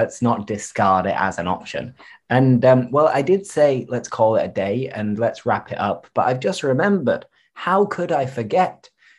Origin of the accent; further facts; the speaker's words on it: Seville, Andalusia, Spain; accent: Sevillian; both of us speak with an accent which is quite typical of Sevilla.